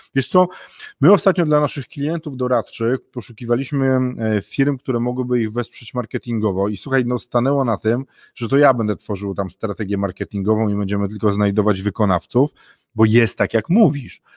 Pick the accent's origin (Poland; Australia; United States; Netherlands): Poland; northern Poland; ja jestem z północy, północ Polski bliżej Wikingów